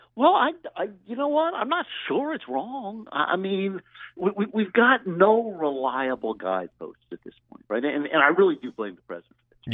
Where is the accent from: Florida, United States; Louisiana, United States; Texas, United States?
Louisiana, United States; my home state senator down in Louisiana